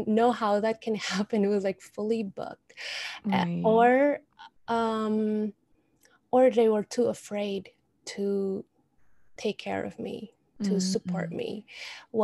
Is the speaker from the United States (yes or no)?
no; Indonesia; moved away; I'm from Indonesia